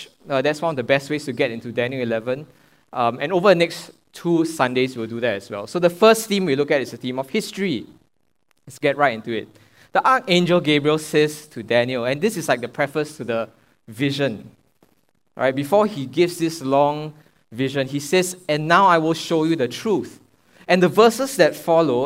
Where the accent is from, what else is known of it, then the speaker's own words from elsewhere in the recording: Singapore; I'm a Singaporean